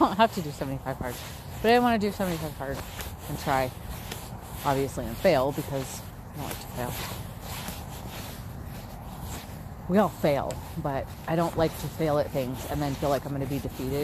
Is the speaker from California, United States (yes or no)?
yes; San Diego, California, United States; now in Utah, United States; I'm from San Diego